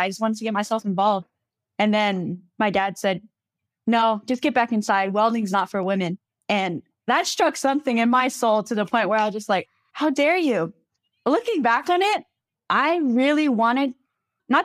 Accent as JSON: {"language": "English", "town": "Sawmill", "region": "Arizona", "country": "United States", "tie": "born or raised there", "said": "I grew up on the Navajo Reservation from a place called Sawmill, Arizona."}